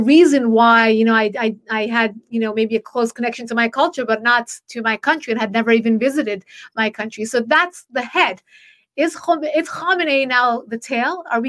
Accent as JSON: {"language": "English", "country": "United States", "tie": "born or raised there", "said": "And I was born in the United States and obviously have a very close connection to my roots."}